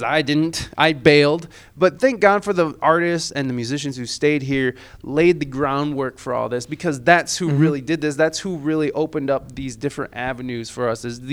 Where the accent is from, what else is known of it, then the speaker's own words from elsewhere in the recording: Toledo, Ohio, United States; moved away as an adult; also born or lived in San Diego, California; growing up in Toledo, mm-hmm. being from here